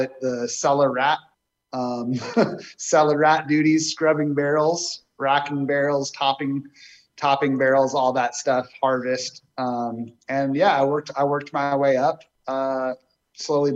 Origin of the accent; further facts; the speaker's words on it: Marin, Northern California, United States; I'm a Northern California native. I grew up in Marin.